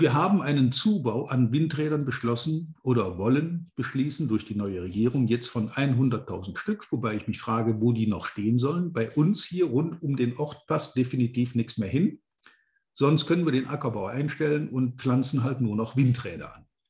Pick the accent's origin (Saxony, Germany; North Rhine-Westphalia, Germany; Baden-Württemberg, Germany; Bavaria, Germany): North Rhine-Westphalia, Germany; Rhineland lignite area; ich auch hier in meiner alten Heimat inzwischen schon länger wieder wohne